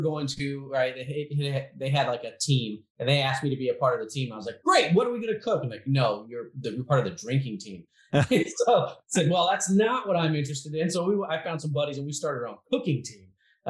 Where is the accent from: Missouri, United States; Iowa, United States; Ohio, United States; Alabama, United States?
Missouri, United States; Kansas City; Yeah, so we're from Kansas City. The American Royal is here in our hometown.